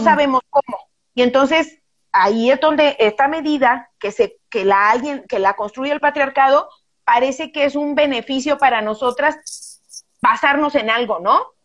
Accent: Guadalajara, Jalisco, Mexico; yo soy bien tapatía

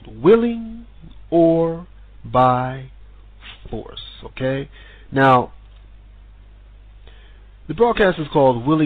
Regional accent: United States; moved away as an adult; now in Sweden; I'm American

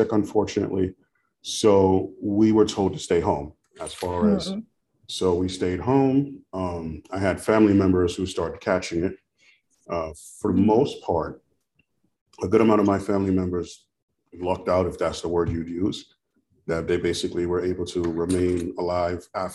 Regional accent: New York City, New York, United States; moved away as an adult; now in Shreveport, United States; I was originally from Brooklyn, New York, Flatbush

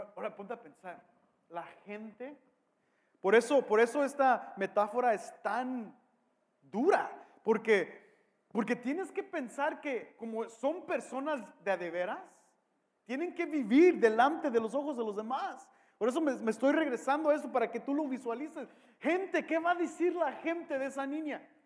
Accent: Mexico; soy mexicano

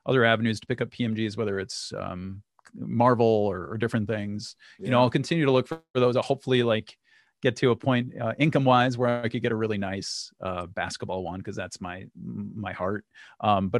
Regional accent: Minnesota, United States; I'm from Minnesota

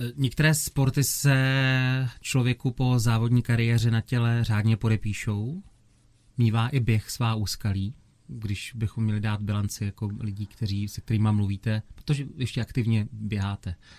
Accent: Opava, Moravian-Silesian Region, Czechia; v mém rodném městě u Sleského divadla v Opavě

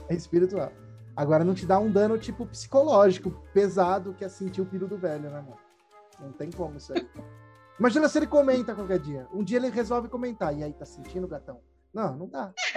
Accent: Brazil; A gente é brasileiro

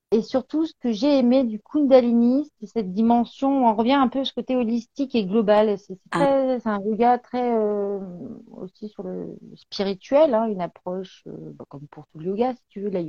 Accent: Béthune, Hauts-de-France, France; Et en fait, je suis une ch'ti. Voilà.

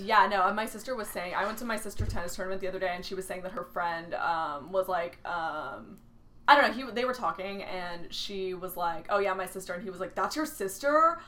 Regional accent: San Antonio, Texas, United States; accent: Valley Girl; San Antonio

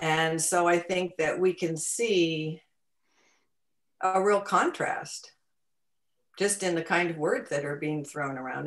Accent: Connecticut, United States; moved away; I grew up in in Connecticut

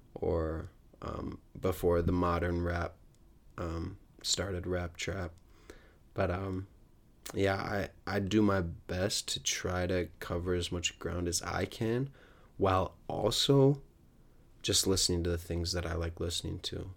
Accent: United States; growing up in the United States

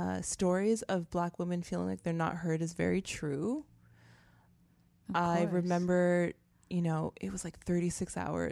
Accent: Canada; moved away as an adult; now in United States; I'm Canadian, right? I came here

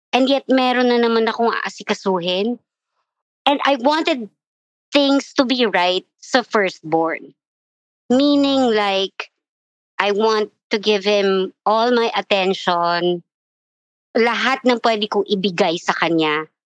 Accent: Quezon City, Metro Manila, Philippines; I'm from Quezon City

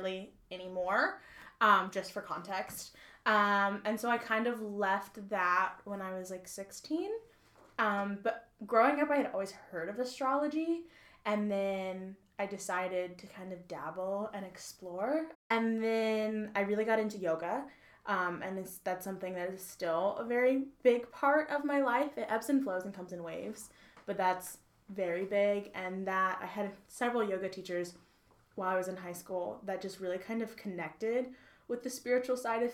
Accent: New Bern, North Carolina, United States; I'm from New Bern, North Carolina, so the beach.

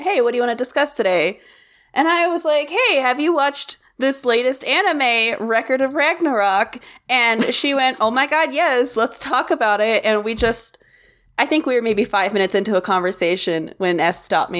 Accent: the Bible Belt, United States; I grew up in the Bible Belt, technically, and a town of, you know, 2,000 people, 7 churches, 1 stoplight kind of situation. And so I grew up in the Baptist church, not Southern Baptist, normal Baptist.

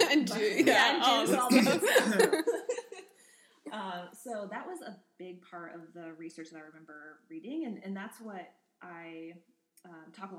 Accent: Indiana, United States; I grew up in a small rural town in Indiana, and I actually grew up on a Angus beef cattle farm

